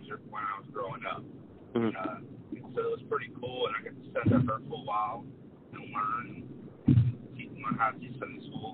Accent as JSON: {"language": "English", "town": "Chalmette", "region": "Louisiana", "country": "United States", "said": "I'm from Chalmette, Louisiana, suburb of New Orleans."}